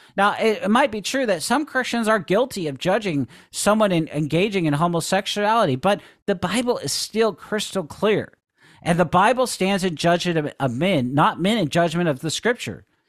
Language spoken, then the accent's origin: English; Seattle, Washington, United States; growing up in Seattle